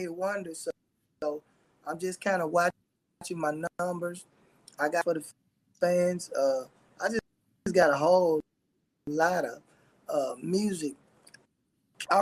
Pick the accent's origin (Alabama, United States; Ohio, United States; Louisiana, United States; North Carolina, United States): Louisiana, United States; Shreveport; also born or lived in Houston, Texas; Louisiana, practically all my life. So, you know what I'm saying? Once I moved from Houston, I was raised here in Shreveport, Louisiana